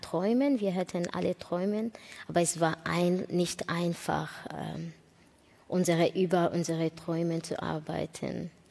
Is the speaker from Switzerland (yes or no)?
no; Rwanda; German is a second language; also born or lived in Burundi; now in Germany; Ich bin in Ruanda geboren